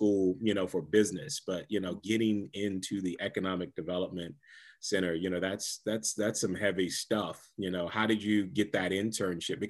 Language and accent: English; Capitol Heights, Maryland, United States; I would say I'm from DC. I grew up in a little town that's right outside of DC. Some people call it Ward 13, Capitol Heights